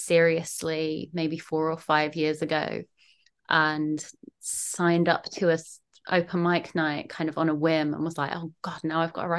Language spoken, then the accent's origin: English; South East England, United Kingdom; now in Manchester, United Kingdom; as you may notice from the accent, I'm not originally from Levingium. I'm from down south, sort of the London, Kent, the smushy area in between London and Kent. Moved up to Manchester 5-6 years ago now